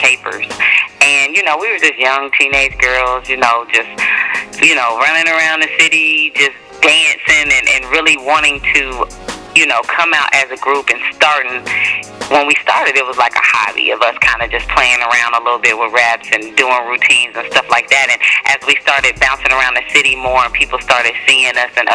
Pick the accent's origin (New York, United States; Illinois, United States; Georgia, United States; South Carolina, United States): Georgia, United States; College Park; Southside College Park is where I grew up at and went to school